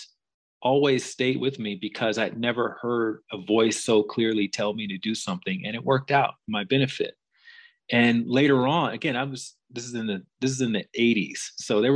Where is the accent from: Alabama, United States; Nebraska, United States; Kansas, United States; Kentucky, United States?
Alabama, United States; moved away; also born or lived in Chicago; I grew up in Alabama, which is in the southern part of the United States